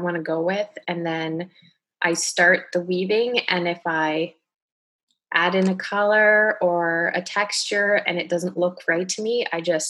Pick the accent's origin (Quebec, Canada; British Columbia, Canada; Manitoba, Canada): British Columbia, Canada; Richmond; moved away as an adult; also born or lived in Ontario; now in Halifax, Canada; I'm from Richmond, which is right outside of Vancouver. And I moved here 9 years ago.